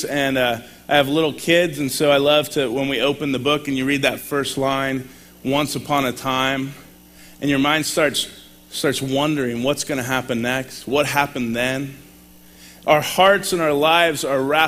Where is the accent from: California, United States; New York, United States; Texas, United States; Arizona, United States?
California, United States; moved away as an adult; also born or lived in Sacramento, California / La Grande, Oregon; now in Portland, United States; I moved to LeGrand after I grew up in California.